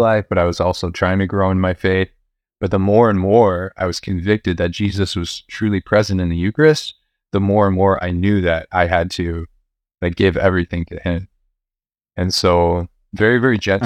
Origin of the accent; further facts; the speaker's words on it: Chicago, Illinois, United States; also born or lived in Champaign, Illinois; I grew up here in Chicago.